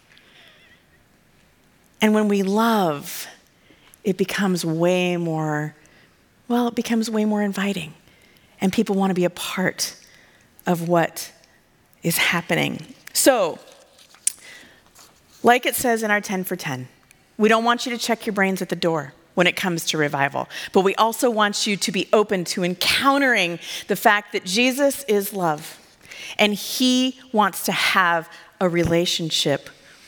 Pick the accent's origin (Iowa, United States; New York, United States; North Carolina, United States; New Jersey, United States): Iowa, United States; I'm from Iowa